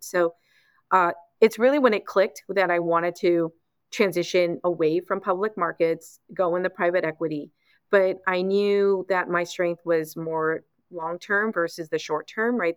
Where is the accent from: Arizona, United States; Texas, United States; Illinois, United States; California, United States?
California, United States; Los Angeles; I grew up in Los Angeles